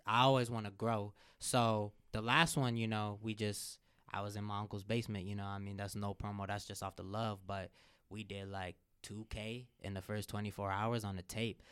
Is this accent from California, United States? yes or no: no; Cincinnati, Ohio, United States; I'm from Cincinnati